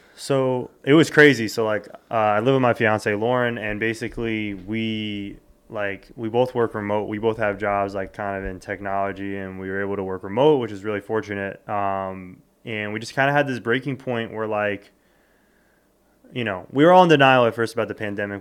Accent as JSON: {"language": "English", "region": "South Florida", "country": "United States", "tie": "born or raised there", "also_born_or_lived": "Westchester, New York / New York City", "moved": "as an adult", "lives_now": "New York, United States"}